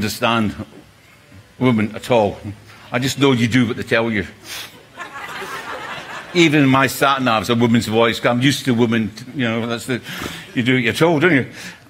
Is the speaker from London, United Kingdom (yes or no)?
no; Scotland, United Kingdom; I'm from Scotland